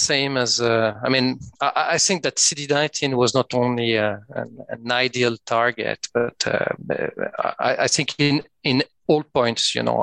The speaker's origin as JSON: {"language": "English", "area": "French part of Switzerland", "region": "Romandy", "country": "Switzerland", "also_born_or_lived": "Geneva", "accent": "French-Swiss", "second_language": "English", "moved": "as an adult", "lives_now": "Oslo, Norway", "said": "As you can hear from my accent, I'm from the French part of Switzerland"}